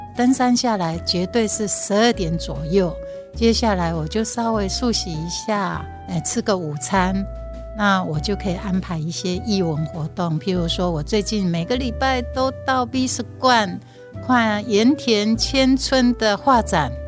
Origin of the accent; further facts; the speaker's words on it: Hualien, Hualien County, Taiwan; first language Taiwanese Hokkien; Chinese is a second language; 我来自 花莲。那花莲是一个多元族群的地方，所以我们家后面有一个小聚落。其实以前叫阿美族，但是后来我才发觉他们是格马兰族。然后其实距离我家还不到五百公尺